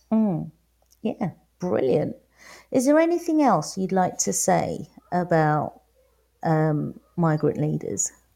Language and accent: English; London, United Kingdom; accent: Cockney; moved away as an adult; also born or lived in Manor Park, East London; now in Valencia, Spain; I was born in London, but now I live in Valencia.